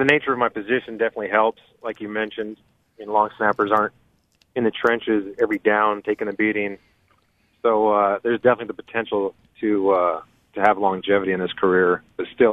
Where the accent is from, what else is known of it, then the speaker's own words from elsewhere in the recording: Thornton, Colorado, United States; moved away as an adult; also born or lived in Utah; now in South Florida, United States; that's my hometown. That's where I was born and raised. That's all my childhood was spent in Thornton